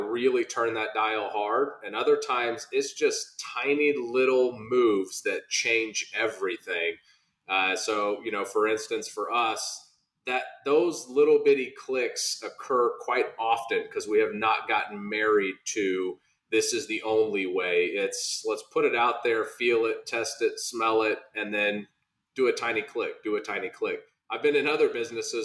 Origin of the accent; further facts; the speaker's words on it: Norman, Oklahoma, United States; I grew up actually in Norman, spent most of my life here, moved around a little bit for some business opportunity